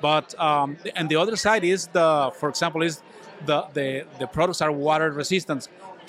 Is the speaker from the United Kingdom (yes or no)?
no; Mexico; English is a second language; now in Vancouver; Well, we're pretty new here in Vancouver. We came from Mexico, and the business is oriented to the floor, to install floors, floor coverings.